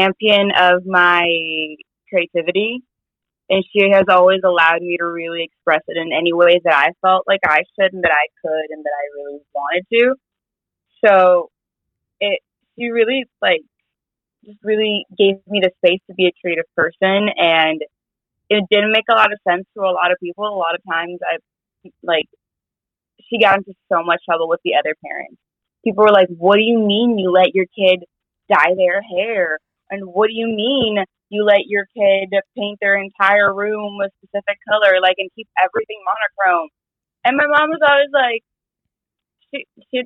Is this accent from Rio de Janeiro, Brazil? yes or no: no; São Paulo, Brazil; also born or lived in New York; now in Los Angeles, United States; I grew up in São Paulo, Brazil